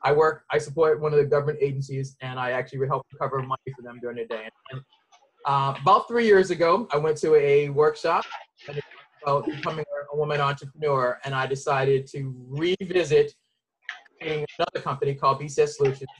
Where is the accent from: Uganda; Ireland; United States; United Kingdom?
United States; Boston, Massachusetts; moved away; I'm originally from Boston